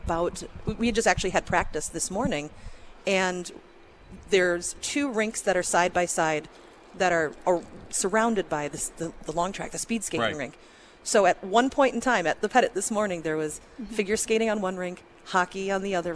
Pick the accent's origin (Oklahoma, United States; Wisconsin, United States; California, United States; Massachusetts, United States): Wisconsin, United States; Milwaukee; I grew up here in Milwaukee